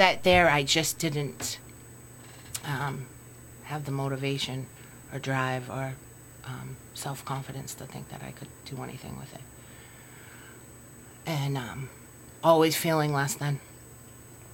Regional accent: Waltham, Massachusetts, United States; I grew up, I come from Waltham, and there's alcoholism in my family.

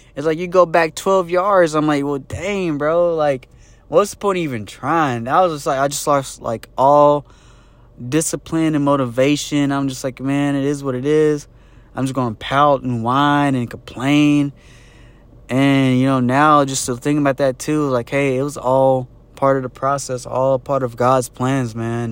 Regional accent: Jasper, United States; moved away; back in my hometown, Jasper

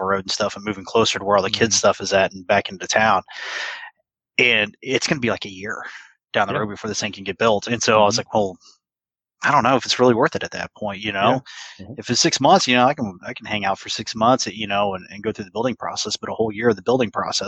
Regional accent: Midwest, United States; I'm this kid from the Midwest, grew up in a small town of like 1,000 people.

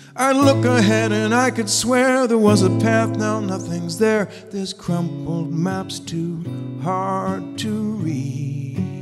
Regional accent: New Jersey, United States; moved away as an adult; also born or lived in Bethlehem, Pennsylvania; I grew up in New Jersey.

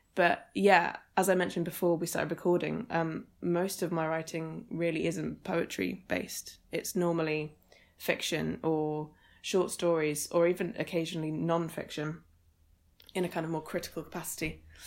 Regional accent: Suffolk, East of England, United Kingdom; moved away as an adult; also born or lived in Edinburgh; so I grew up in Suffolk, which is in East Anglia

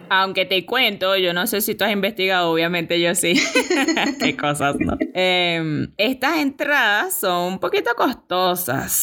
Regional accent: El Pilar, Sucre, Venezuela; en El Pilar. Que bueno, para los que no saben, es un poquito más allá y es de donde yo vengo

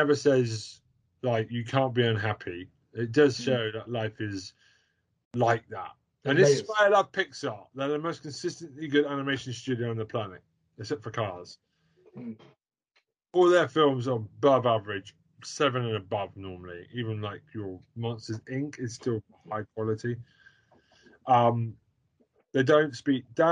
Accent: United Kingdom; as a British person

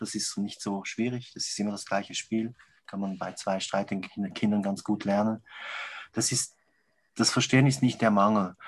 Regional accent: Switzerland; bei uns in der Schweiz

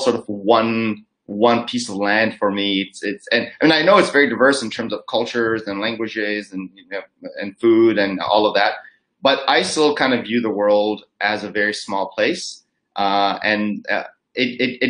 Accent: Los Angeles, California, United States; moved away as an adult; also born or lived in Nagaland, India; now in Singapore; I grew up in California. And so Los Angeles is where I grew up

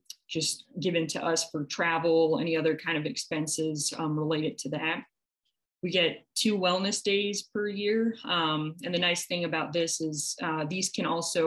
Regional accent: Midwest, United States; moved away as an adult; now in New York, United States; being from the Midwest myself

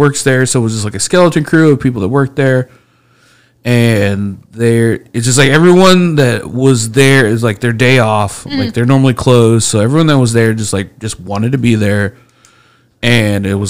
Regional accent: Speedway, Indiana, United States; I grew up in Speedway

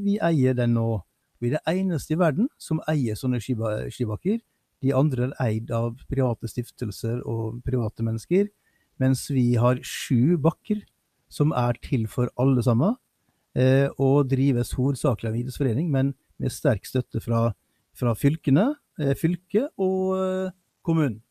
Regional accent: Sunnmøre, village between Ålesund and Molde, Møre og Romsdal, Norway; moved away; jeg som sunnmøring vet du, som måtte til Romsdal for å gå på skole. Mm. Jeg er jo, er fra bygda midt mellom Ålesund og Molde

